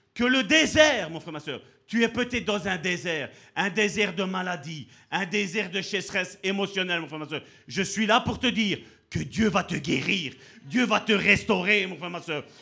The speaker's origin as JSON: {"language": "French", "country": "Italy", "said": "je suis italien"}